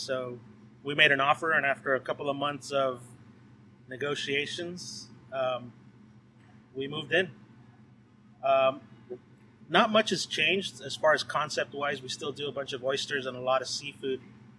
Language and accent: English; Whittier, California, United States; Back in my hometown of Uptown Whittier